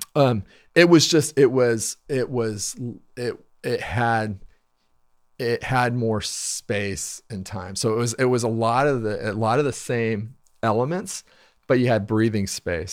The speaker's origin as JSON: {"language": "English", "town": "Wichita", "region": "Kansas", "country": "United States", "tie": "born or raised there", "said": "I grew up in Wichita"}